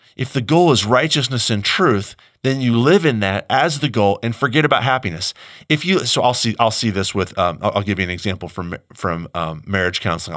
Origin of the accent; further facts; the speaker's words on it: United States; I, as American